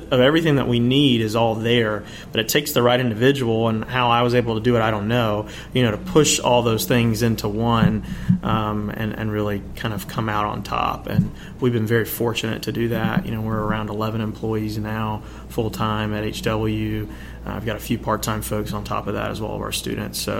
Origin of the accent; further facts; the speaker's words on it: Covington, Georgia, United States; moved away as an adult; now in Athens, United States; I grew up not too far. I'm from Covington, Georgia, Newton County